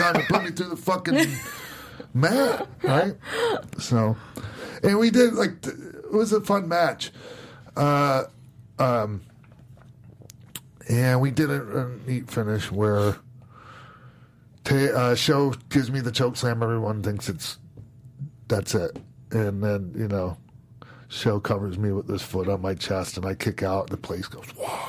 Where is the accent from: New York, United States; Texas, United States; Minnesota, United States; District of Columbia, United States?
Minnesota, United States; Minneapolis; my hometown. In Minneapolis